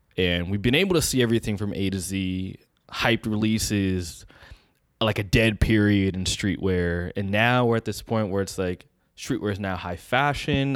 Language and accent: English; Bay Area, California, United States; We born and raised in the Bay Area.